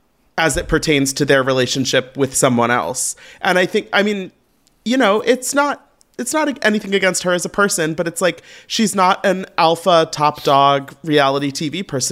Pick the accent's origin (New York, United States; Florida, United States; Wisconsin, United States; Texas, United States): Florida, United States; St. Petersburg; I'm from St. Petersburg, Clearwater, Florida.